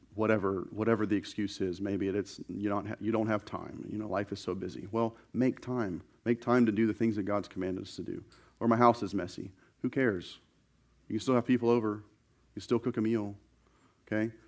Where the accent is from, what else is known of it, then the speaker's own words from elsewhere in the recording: the South, United States; growing up in the South